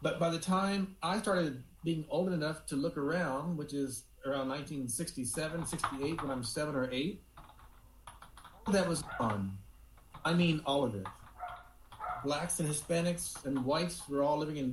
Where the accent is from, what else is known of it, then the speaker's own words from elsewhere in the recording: Houston, Texas, United States; I was born in 1960 in Houston, Texas